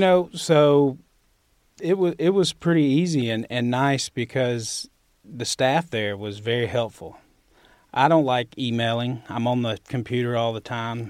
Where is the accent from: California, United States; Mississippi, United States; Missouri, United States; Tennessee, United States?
Mississippi, United States; Winona; accent: Southern; moved away as an adult; also born or lived in Oxford, Mississippi; I grew up in Winona, Mississippi